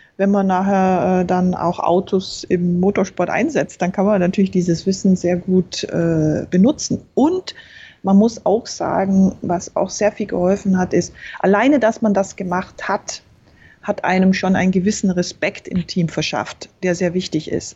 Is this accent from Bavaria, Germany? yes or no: yes; Berchtesgaden, Bavaria, Germany; Ich bin in Berchtesgaden aufgewachsen, also im Süden.